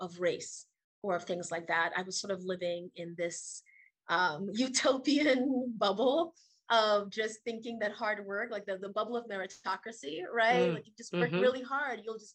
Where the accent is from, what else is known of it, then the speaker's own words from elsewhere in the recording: Trinidad & Tobago; moved away as an adult; now in United States; I was born and raised in Trinidad and Tobago, which is a twin island nation off the coast of South America